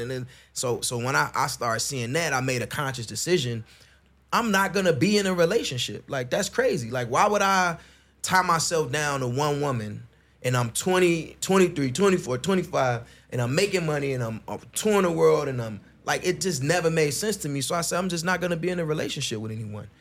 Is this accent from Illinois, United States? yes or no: yes; Chicago, Illinois, United States; I grew up in Chicago.